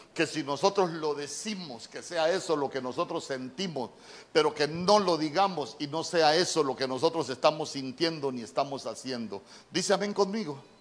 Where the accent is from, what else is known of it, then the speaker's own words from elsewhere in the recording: Honduras; En buen catracho, las palabras precipitadas, como decimos nosotros